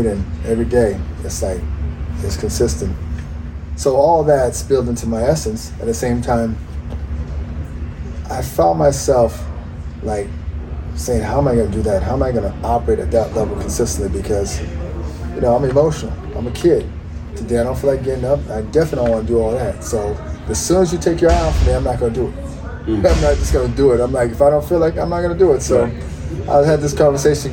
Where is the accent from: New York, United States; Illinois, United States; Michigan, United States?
New York, United States; moved away as an adult; also born or lived in Nigeria; now in Atlanta, United States; I was born in New York